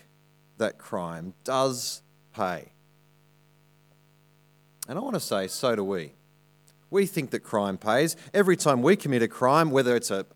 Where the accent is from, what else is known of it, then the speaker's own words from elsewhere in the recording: Armidale, New South Wales, Australia; moved away; I grew up in Armidale